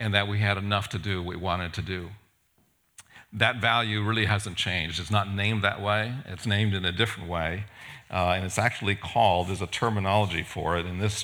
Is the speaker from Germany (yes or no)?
no; Japan; now in United States; I was born and raised in Japan, and I get to go back to Japan every once in a while.